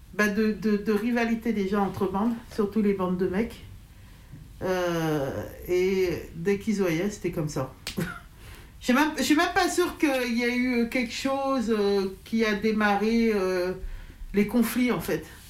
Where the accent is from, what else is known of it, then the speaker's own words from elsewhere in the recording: Dardilly, Auvergne-Rhône-Alpes, France; moi j'ai grandi à Dardy